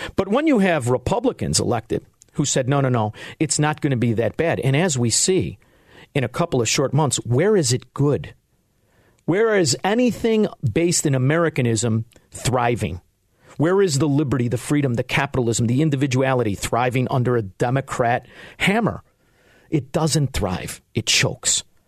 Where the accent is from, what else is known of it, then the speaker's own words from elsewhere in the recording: Melrose Park, Illinois, United States; also born or lived in Chicago, Illinois; I'm from Melrose Park